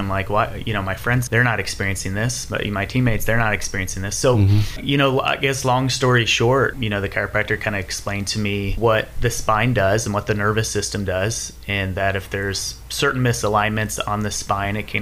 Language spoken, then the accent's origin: English; Ohio, United States; moved away as an adult; now in Hendersonville, United States; I grew up in Ohio